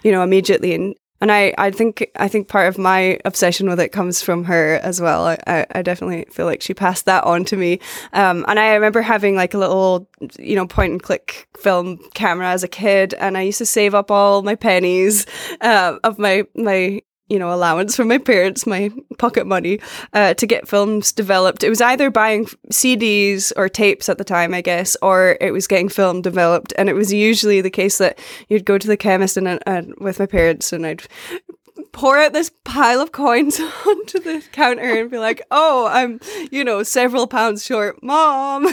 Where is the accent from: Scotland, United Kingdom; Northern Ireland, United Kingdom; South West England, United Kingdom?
Scotland, United Kingdom; Orkney; moved away as an adult; also born or lived in Glasgow, Scotland; now in United States; I grew up in Orkney, which is a group of islands in the north of Scotland